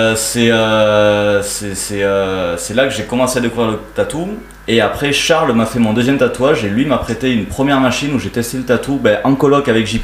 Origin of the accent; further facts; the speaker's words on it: Gruissan, Occitania, France; also born or lived in Narbonne; je viens d'un petit village euh, qui s'appelle Gruissan